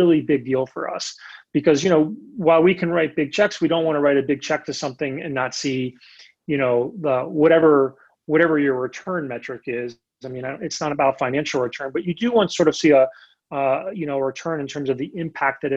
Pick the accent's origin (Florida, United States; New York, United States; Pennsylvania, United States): Pennsylvania, United States; Lancaster; moved away as an adult; now in Lexington, United States; Where I grew up in Lancaster